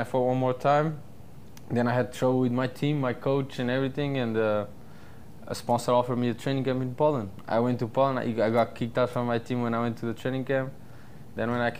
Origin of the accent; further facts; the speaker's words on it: Portugal; moved away as an adult; also born or lived in California; now in Florida, United States; I lived in Portugal until I was 21 years old. And I came to America when I was 21, and I never went back